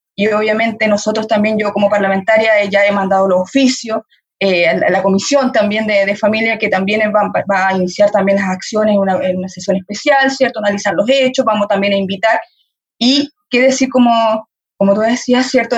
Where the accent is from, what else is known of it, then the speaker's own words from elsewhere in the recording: Chile; como sociedad chilena